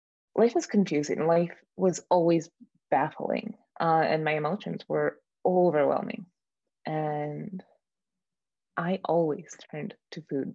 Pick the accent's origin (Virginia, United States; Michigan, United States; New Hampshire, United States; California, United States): Michigan, United States; Detroit; moved away as an adult; now in Colorado, United States; I grew up in the Detroit area of Michigan